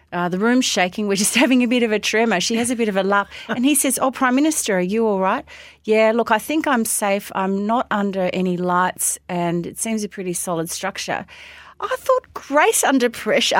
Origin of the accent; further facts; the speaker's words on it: Melbourne, Victoria, Australia; when I was a kid growing up in Hampton and Sandringham